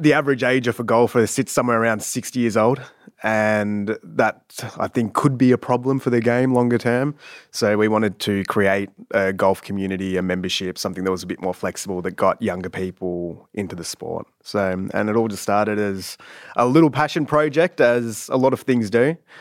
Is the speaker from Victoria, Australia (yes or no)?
yes; Sassafras, Victoria, Australia; also born or lived in Canada / Ringwood; most of my childhood was spent in Sassafras, which is a small little town in the Dandenongs.